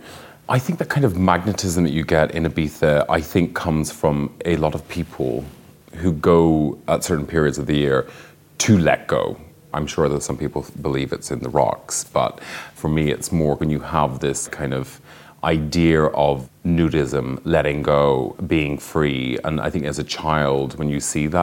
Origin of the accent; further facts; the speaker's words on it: Northern Ireland, United Kingdom; I grew up in Northern Ireland